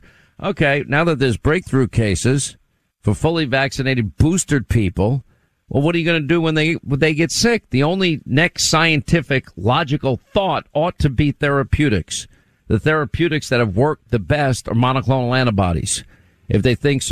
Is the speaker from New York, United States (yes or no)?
yes; New York, United States; I was born in New York